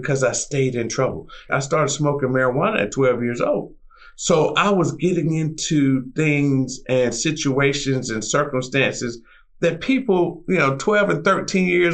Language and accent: English; North Carolina, United States; I'm originally from North Carolina, and the farm that I was raised on